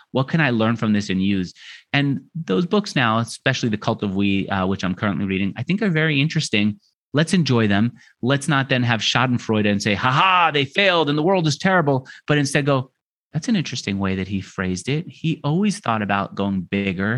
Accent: New York, United States; moved away as an adult; also born or lived in Los Angeles; now in Argentina; I grew up in New York where everyone's so hard charging in your face.

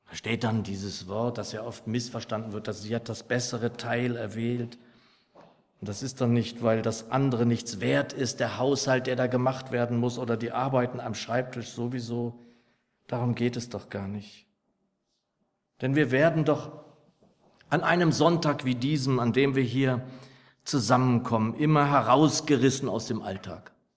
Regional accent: Lower Saxony, Germany; als ich noch ein Junge war, so in meiner Heimatgemeinde in Niedersachsen

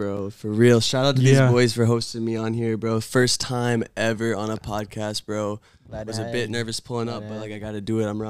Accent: Wilmington, North Carolina, United States; I'm from Wilmington, North Carolina. 910, shout out to my hometown, bro.

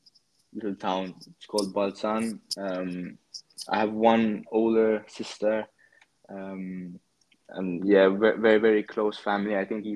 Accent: Malta; I'm 22 years old. I'm from Malta, probably not the most common place, little island in the middle of the Mediterranean.

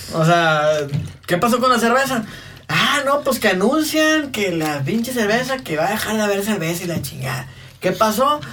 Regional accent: Mexico; así somos los mexicanos

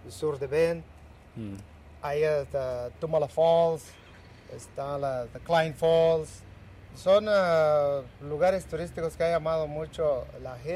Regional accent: San Isidro, Michoacán, Mexico; now in Oregon, United States; yo soy originario de eh, un pueblo conocido por San Isidro, Michoacán. Eh, está situado en la meseta Tarasca, municipio de Nahuatl. Eh, hace 30 años yo llegué aquí a Oregon

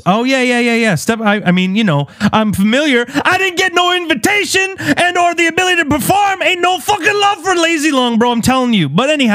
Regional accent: Canada; as a Canadian / Lebanese person, mostly identified as someone who, I create Western music, bro.

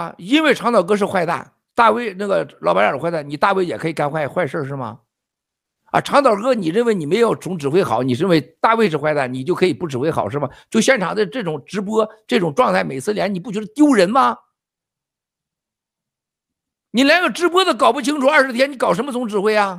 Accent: China; 因为我们中国人已经跟都被诅咒了

